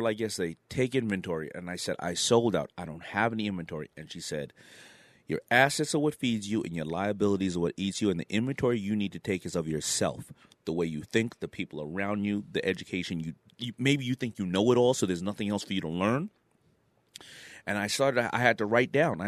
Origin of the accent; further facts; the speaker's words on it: New York City, New York, United States; also born or lived in Brooklyn, New York; I was born in Brooklyn. I was raised in Queens